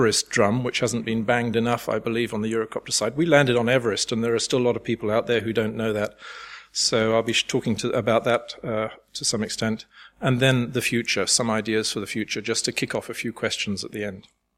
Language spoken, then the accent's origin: English; United Kingdom; moved away as an adult; now in France; I'm British by birth, German by marriage, French by choice of residence